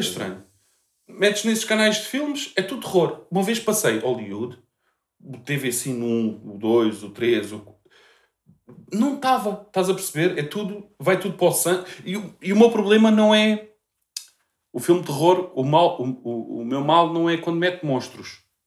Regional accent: Portugal; que sou português

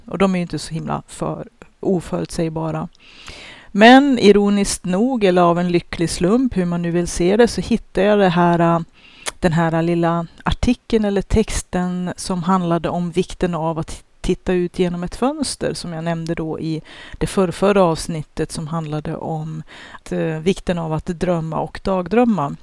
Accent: Sweden; som svenskar

